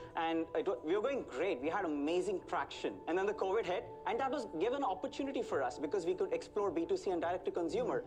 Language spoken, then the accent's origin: English; India; moved away as an adult; now in United States; I was born in India